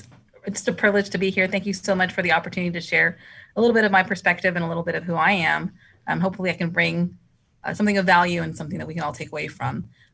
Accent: Aldine, Texas, United States; So I grew up here in Aldine from kindergarten through 12th grade.

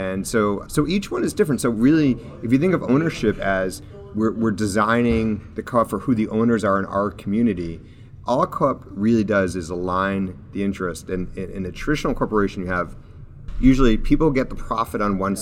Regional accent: Manchester, New Hampshire, United States; I was growing up in Manchester, New Hampshire

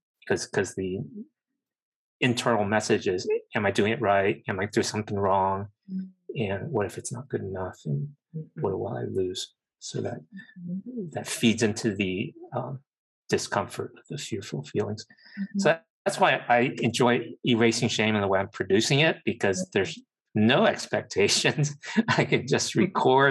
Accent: United States; being Asian American

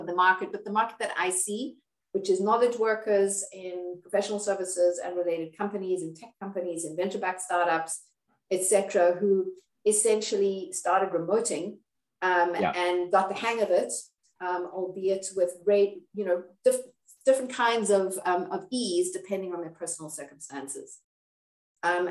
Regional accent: Cape Town, Western Cape, South Africa; I'm from South Africa, from Cape Town. You may be able to hear my accent.

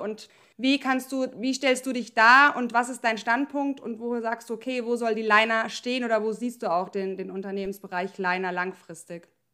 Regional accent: Germany; ich komme aus dem Odenwald

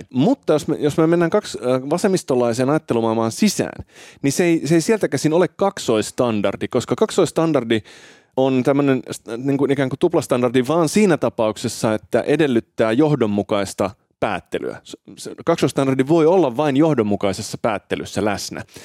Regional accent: Finland; also born or lived in Italy; Mä oon syntynyt siis Italiassa Joo. ja saanut silloin Italian kansalaisuuden, mutta sitten muuttanut Suomeen vähän alle vuoden ikäisenä

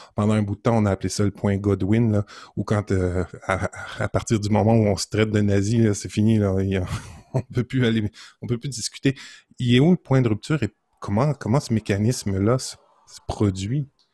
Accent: Montreal, Quebec, Canada; j'ai grandi à Montréal jusqu'à l'âge de 30 ans. Et là, je suis en région depuis maintenant 19 ans

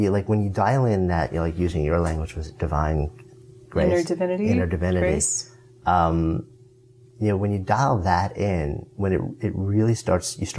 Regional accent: Berkeley, California, United States; Yeah, I'm from Berkeley.

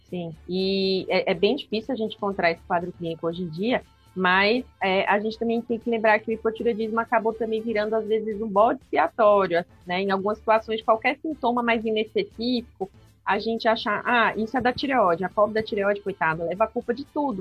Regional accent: Aracaju, Sergipe, Brazil; moved away as an adult; also born or lived in São Paulo; E atualmente eu voltei para minha cidade natal, que é Aracaju

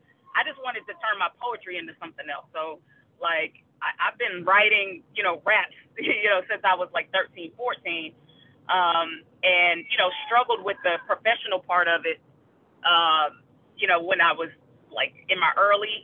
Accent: Raleigh, North Carolina, United States; born or raised there

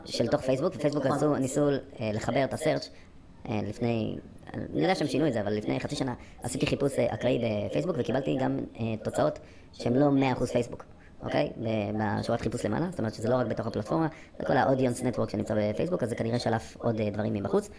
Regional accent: England, United Kingdom; now in Israel; אני גם גדלתי באנגליה

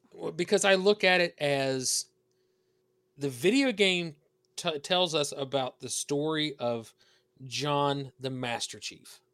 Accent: the South, United States; accent: southern; you hear the accent. I'm from the South.

